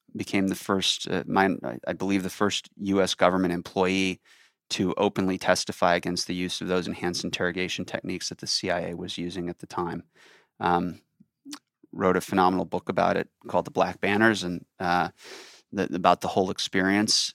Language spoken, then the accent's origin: English; Chicago, Illinois, United States; also born or lived in Michigan; I grew up in Chicago, wound up going to the University of Michigan